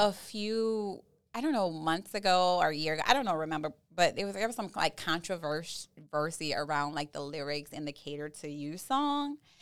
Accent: New Orleans, Louisiana, United States; I'm from Southeast Louisiana by n, way of New Orleans

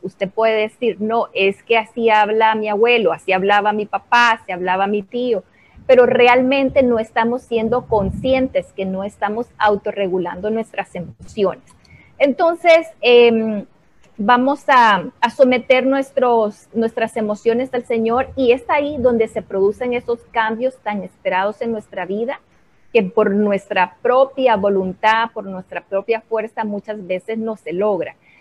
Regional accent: Honduras

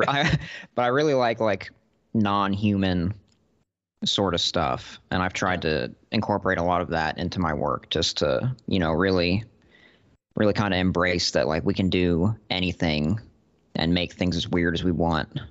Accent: Austin, Texas, United States; I'm a writer from Austin, Texas.

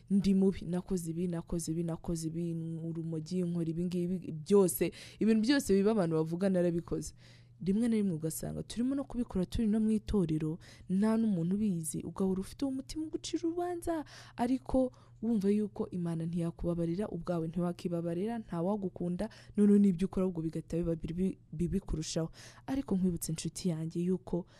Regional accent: Rwanda; twawukora neza twishimye nk'abanyarwanda buzuye urukundo rw'igihugu

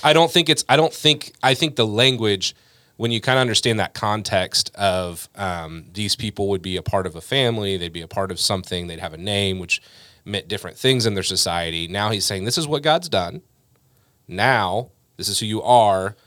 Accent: United States; we're Americans

